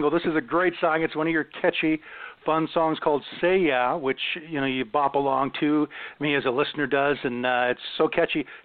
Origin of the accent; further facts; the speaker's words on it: Ottawa, Ontario, Canada; It's in my hometown. It's uh it's called Blues Fest